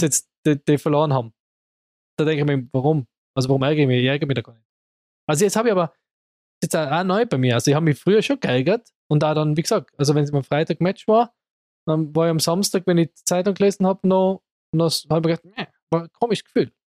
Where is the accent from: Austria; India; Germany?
Austria; Innsbruck, Tyrol; bei uns in Innsbruck